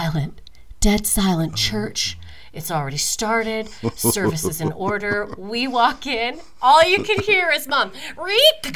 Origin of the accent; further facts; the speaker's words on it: Calgary, Alberta, Canada; moved away; now I'm in my hometown, Calgary